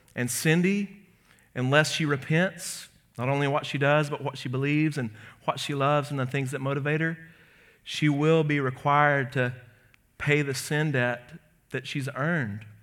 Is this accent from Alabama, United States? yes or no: yes; Birmingham, Alabama, United States; my hometown